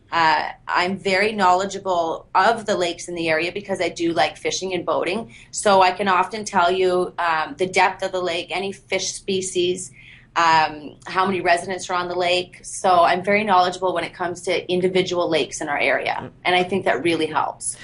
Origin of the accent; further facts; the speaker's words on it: Bancroft, Ontario, Canada; also born or lived in Peterborough; I was born and raised in Bancroft